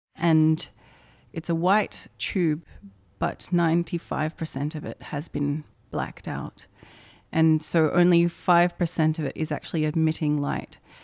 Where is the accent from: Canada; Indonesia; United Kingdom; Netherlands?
Indonesia; moved away; Growing up in Indonesia, I think, has had a lot of influence on my work